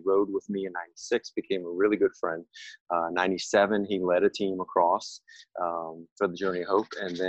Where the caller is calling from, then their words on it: Breckenridge, Texas, United States; I am in Breckenridge, but not the beautiful mountainscapes Breckenridge, Colorado. I'm in Breckenridge, Texas, which is about 100 miles west of Fort Worth.